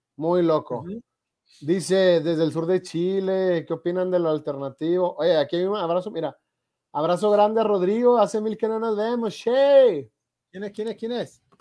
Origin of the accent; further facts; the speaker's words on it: Mexico; yo soy de México